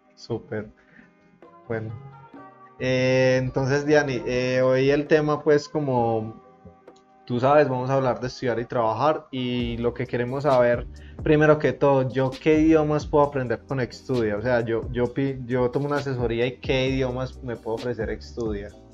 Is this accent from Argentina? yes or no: no; Colombia; yo que soy un chico colombiano